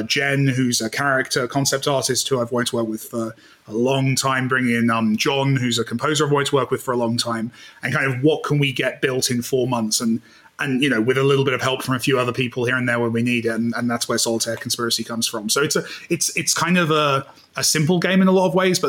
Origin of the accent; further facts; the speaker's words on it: United Kingdom; I'm British